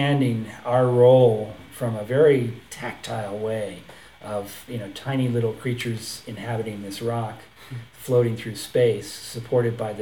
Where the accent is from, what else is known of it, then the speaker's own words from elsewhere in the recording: Connecticut, United States; moved away as an adult; also born or lived in New York / Tennessee; I grew up in Connecticut and in suburbia, white bread suburbia